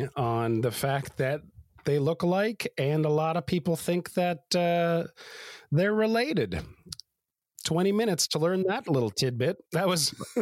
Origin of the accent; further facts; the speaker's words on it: Canada; we are Canadians